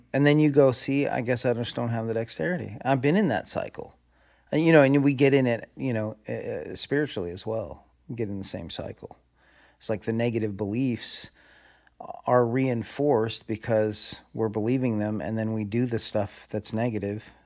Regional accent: Southern California, United States; raised in Southern California

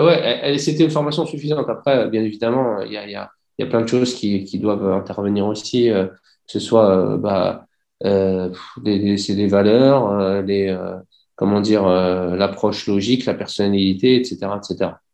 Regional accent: Clamart, Île-de-France, France; moved away as an adult; also born or lived in Dubai; je suis né en région parisienne, à Clamart

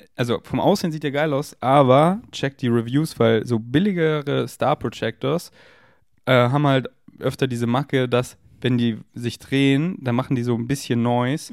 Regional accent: Munich, Bavaria, Germany; moved away; in München bin, wo ich aufgewachsen bin

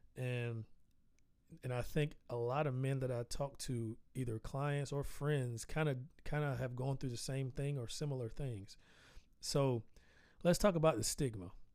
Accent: the South, United States; I'm Southern. I'm from the South. I actually I grew up on a dirt road

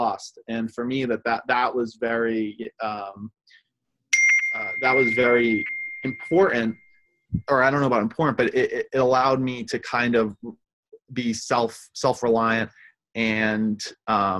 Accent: Rhode Island, United States; also born or lived in Argentina; We grew up in Rhode Island

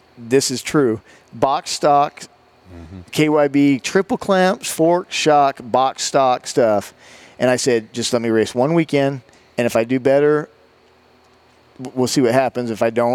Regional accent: Seattle, Washington, United States; now in Wynnewood, United States; we go to Seattle, and it's my hometown

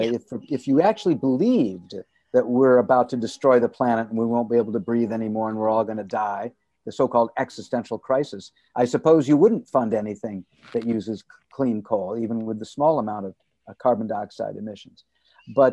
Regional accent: United States; I'm an American

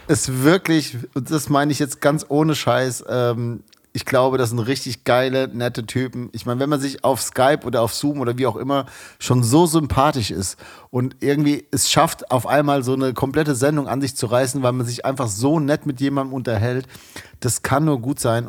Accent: Frankfurt am Main, Hesse, Germany; ich komme aus Frankfurt

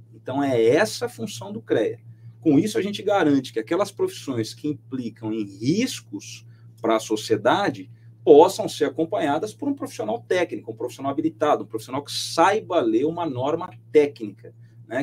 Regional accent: Mogi das Cruzes, São Paulo, Brazil; Mogi das Cruzes, de onde eu sou

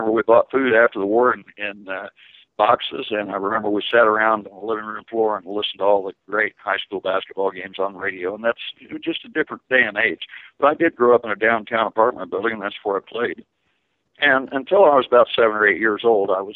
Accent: Muncie, Indiana, United States; I grew up in Muncie, Indiana, in a very tough time

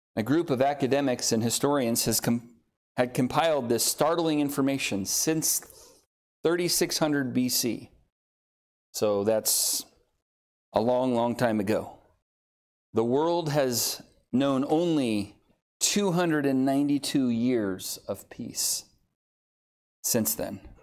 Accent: Southern California, United States; moved away as an adult; now in Oklahoma, United States; I grew up in Southern California and on the San Andreas Fault Line

